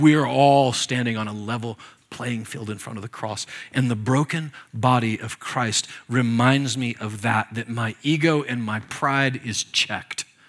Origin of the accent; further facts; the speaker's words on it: Nebraska, United States; I was born and raised there, by the way, and on the Oregon Trail.